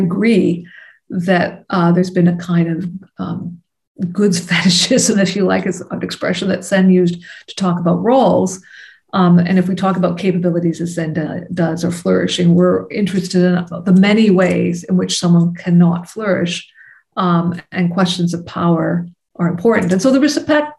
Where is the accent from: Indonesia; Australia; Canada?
Canada; As a Canadian, I'm conscious of issues of colonialism within the borders of my own country